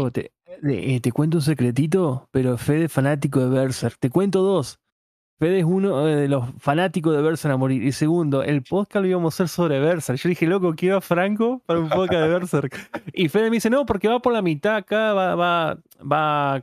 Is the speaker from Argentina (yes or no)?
yes; Paraná, Entre Ríos, Argentina; yo soy de Entre capital que es la de Paraná